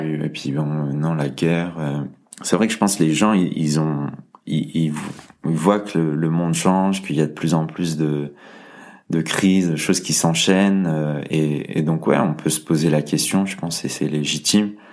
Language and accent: French; Lyon, Auvergne-Rhône-Alpes, France; je suis lyonnais